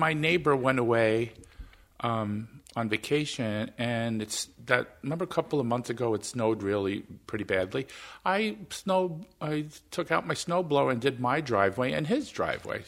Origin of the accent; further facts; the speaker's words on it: New York, United States; now in Minnesota, United States; I was born in New York